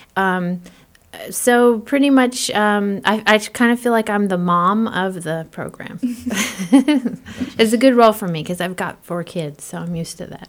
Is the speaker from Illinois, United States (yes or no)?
no; Florida, United States; moved away as an adult; also born or lived in Panama City, Florida; now in Midwest, United States; I am originally from Florida